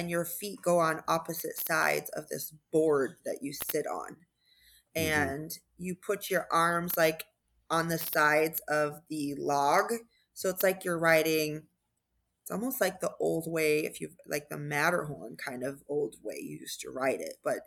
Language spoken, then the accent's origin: English; Arizona, United States; I'm from Arizona